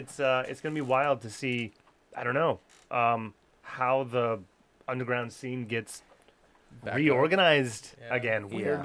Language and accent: English; Detroit, Michigan, United States; moved away; I grew up in Detroit